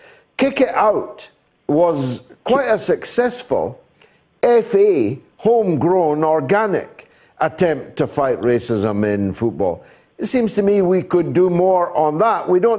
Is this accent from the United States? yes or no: no; Scotland, United Kingdom; we're Scottish.